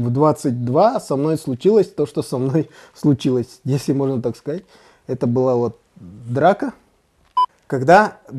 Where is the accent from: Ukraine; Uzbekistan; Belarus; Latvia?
Uzbekistan; Tashkent; also born or lived in Saratov / Kazakhstan / Saint Petersburg; Смотри, я родился в Саратове.